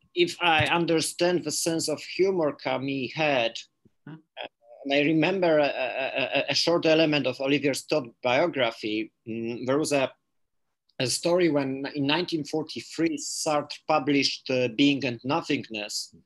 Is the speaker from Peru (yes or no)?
no; Poland; first language Polish; English is a second language; I read Polish because this is my my uh, my native language